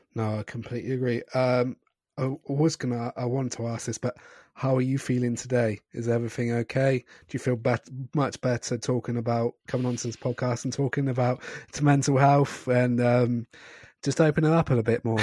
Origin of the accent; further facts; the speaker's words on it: Scotland, United Kingdom; I'm also Scottish